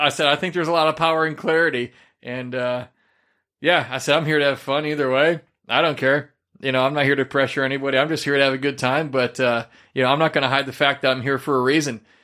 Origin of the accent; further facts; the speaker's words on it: Midwest, United States; moved away; I come from the Midwest region